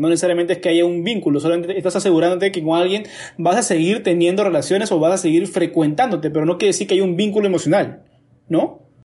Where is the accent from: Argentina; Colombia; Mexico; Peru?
Peru; Lima; como sociedad limeña